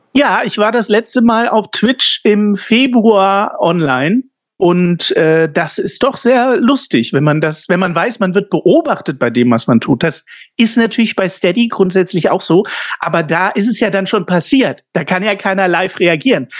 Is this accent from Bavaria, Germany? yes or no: no; Ulm, Baden-Württemberg, Germany; moved away; meine Heimat Ulm